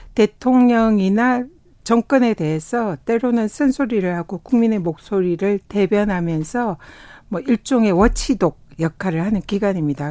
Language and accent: Korean; South Korea; also born or lived in Tongyeong / Busan; 저는 뭐 통영과 부산에서 태어나고 자라서 바다의 딸이다.